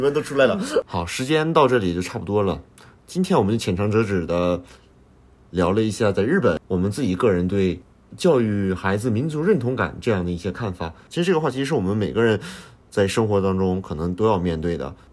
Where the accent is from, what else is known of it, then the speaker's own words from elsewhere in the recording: China; moved away as an adult; now in Japan; 我是中国人